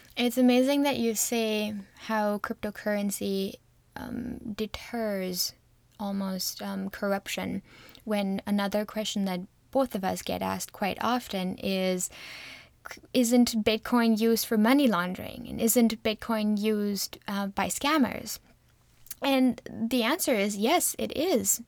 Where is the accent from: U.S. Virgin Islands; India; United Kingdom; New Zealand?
India; moved away as an adult; now in Canada; I grew up in India, and I moved to Canada six years ago.